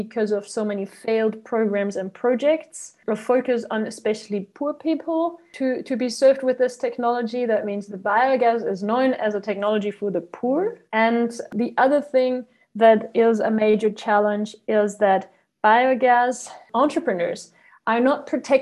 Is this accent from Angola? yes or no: no; Germany; I am from Germany